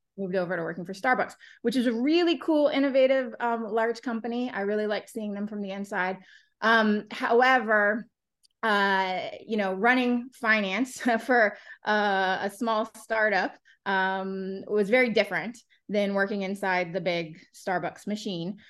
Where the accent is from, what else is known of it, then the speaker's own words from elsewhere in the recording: Florida, United States; moved away; I'm from Florida originally